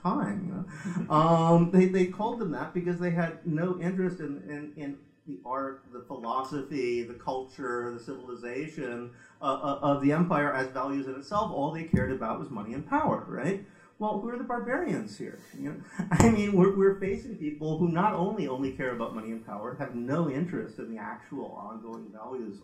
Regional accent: United States; now in United Kingdom; I come from America

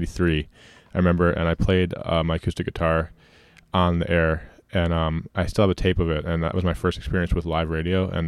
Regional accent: Ann Arbor, Michigan, United States; also born or lived in Ypsilanti, Michigan; growing up in Ann Arbor, growing up in Ypsilanti around here

